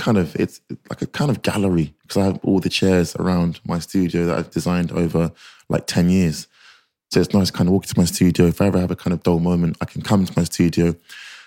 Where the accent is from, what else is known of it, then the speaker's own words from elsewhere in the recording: London, United Kingdom; I grew up in North London, an estate called Marcus Estate